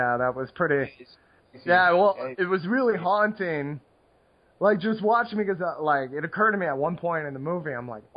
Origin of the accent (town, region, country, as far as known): United States